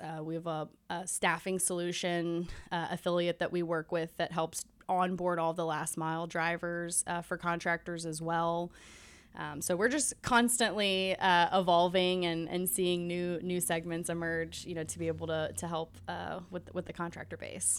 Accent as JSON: {"language": "English", "town": "Nashville", "region": "Tennessee", "country": "United States", "tie": "born or raised there", "said": "I'm born and raised in Nashville"}